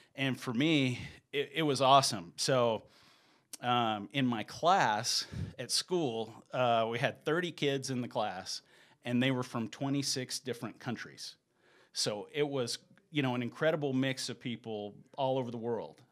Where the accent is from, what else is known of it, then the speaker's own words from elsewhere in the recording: Cedartown, Georgia, United States; moved away as an adult; also born or lived in Sweden; now in Salt Lake City, United States; I was born in Georgia, and I lived in Georgia, um, until I was in the eighth grade